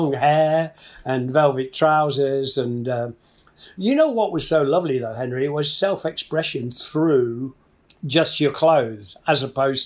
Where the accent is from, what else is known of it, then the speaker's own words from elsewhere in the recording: Nottingham, East Midlands, United Kingdom; my hometown of Nottingham